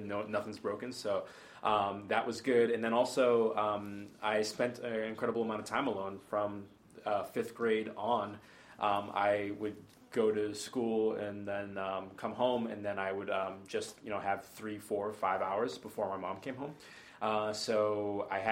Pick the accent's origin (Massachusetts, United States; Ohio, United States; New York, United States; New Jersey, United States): Massachusetts, United States; Stoughton; also born or lived in Boston; I was born in Boston, and then I grew up in a suburb of Boston called Stoughton.